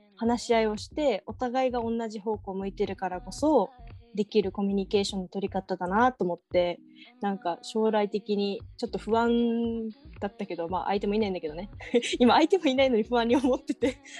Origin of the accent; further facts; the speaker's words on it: Okinawa, Japan; 地元が沖縄でもう、うん、なんだろうな田舎だから